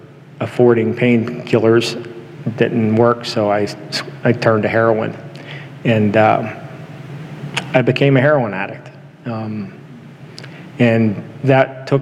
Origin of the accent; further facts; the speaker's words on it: Houston, Texas, United States; now in Washington, United States; I was raised in the Central Assembly of God Church in Houston